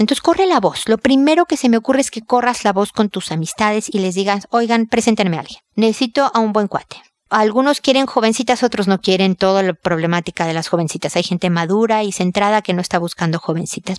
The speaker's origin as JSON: {"language": "Spanish", "country": "Mexico", "also_born_or_lived": "United States", "moved": "yes", "lives_now": "Chile", "said": "Yo soy mexicana, vivo en Chile. También he vivido por razones de trabajo en Estados Unidos."}